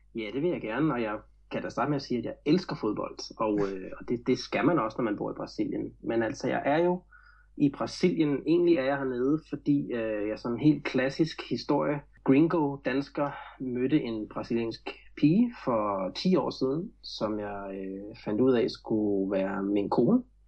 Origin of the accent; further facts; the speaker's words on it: Glostrup, Capital Region of Denmark, Denmark; moved away as an adult; now in Florianópolis, Brazil; jeg voksede op i Glostrup i firserne, øh, lidt uden for København